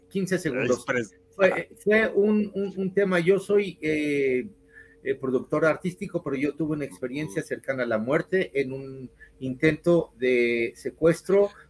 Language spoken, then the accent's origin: Spanish; Ciudad Juárez, Chihuahua, Mexico; soy de Ciudad Juárez.